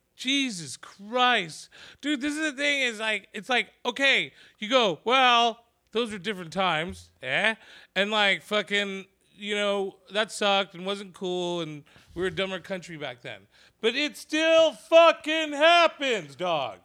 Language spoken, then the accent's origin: English; San Jose, California, United States; I'm from San Jose